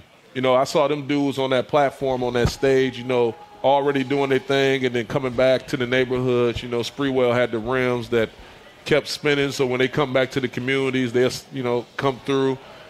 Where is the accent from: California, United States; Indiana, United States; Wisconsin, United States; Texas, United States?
Wisconsin, United States; Racine; Racine, Wisconsin.